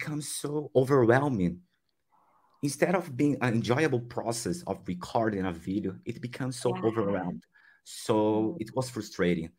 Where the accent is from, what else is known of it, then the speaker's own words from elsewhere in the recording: Brazil; English is a second language; I'm from Brazil. I also live in Brazil.